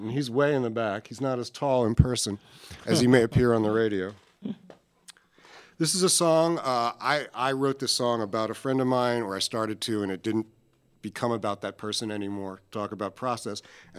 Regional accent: Philadelphia, Pennsylvania, United States; also born or lived in New York City; now in Pensacola, United States; I was born in Philadelphia, but I moved to New York City where I lived for 27 years before I came down to Pensacola in 2004, just in time for Hurricane Ivan.

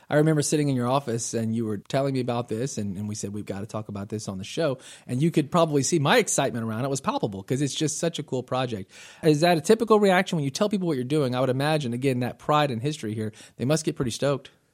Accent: Northwest Florida, United States; I am from Northwest Florida.

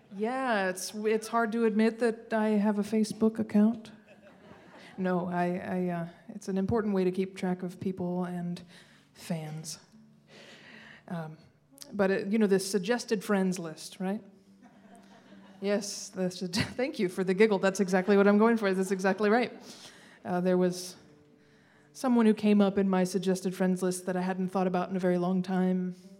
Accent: Charles Town, West Virginia, United States; also born or lived in Shepherdstown, West Virginia; from Charlestown, uh, not to be confused with the capital, Charleston.

